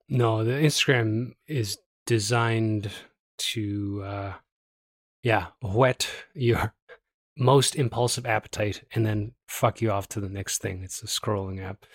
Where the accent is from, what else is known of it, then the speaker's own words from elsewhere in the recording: Toronto, Ontario, Canada; now in Calgary, Canada; I'm from Toronto